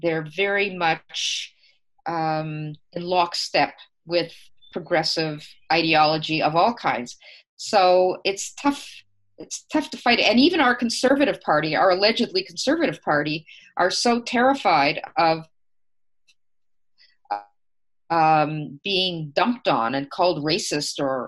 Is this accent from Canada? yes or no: yes; Canada; us as Canadians